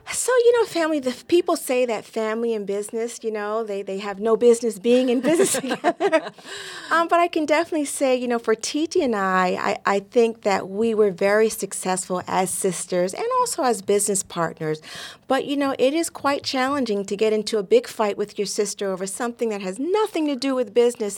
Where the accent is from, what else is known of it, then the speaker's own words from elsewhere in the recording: New York, United States; Growing up in New York in the 70s